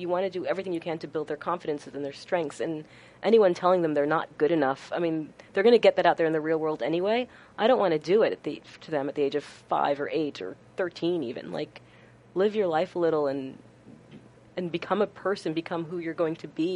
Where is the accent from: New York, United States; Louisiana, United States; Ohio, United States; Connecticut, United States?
New York, United States; Westchester County; I grew up in Westchester County.